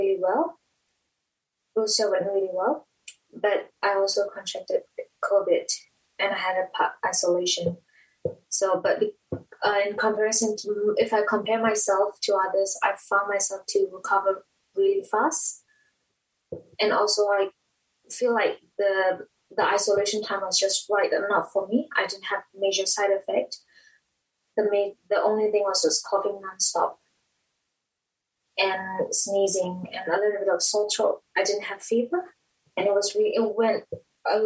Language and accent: English; Myanmar; now in Dunedin, New Zealand; I'm from Myanmar.